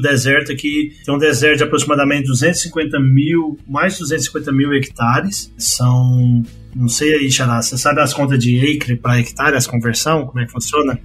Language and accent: Portuguese; Goiás, Brazil; moved away as an adult; also born or lived in Campo Grande, Mato Grosso do Sul / Illinois / Pennsylvania; now in El Centro, United States; sou natural de Goiás